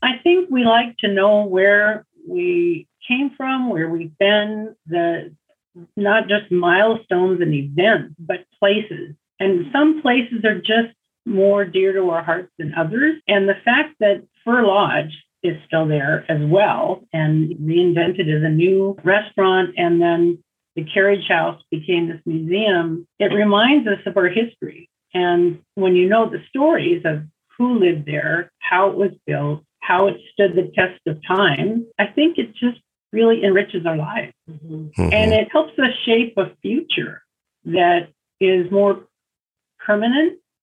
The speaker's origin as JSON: {"language": "English", "town": "Seattle", "region": "Washington", "country": "United States", "tie": "born or raised there", "also_born_or_lived": "Ballard, Seattle", "said": "my home and where I grew up was here on Alki"}